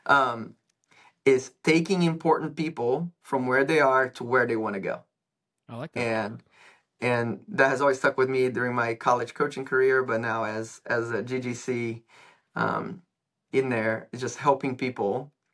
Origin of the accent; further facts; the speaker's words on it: São Paulo, Brazil; moved away; I am from Brazil originally.